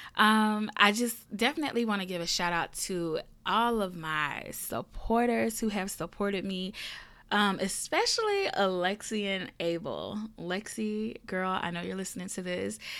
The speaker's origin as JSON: {"language": "English", "region": "the South", "country": "United States", "tie": "born or raised there", "said": "I am a Southern girl and I am from the South. Um, born and raised, still here"}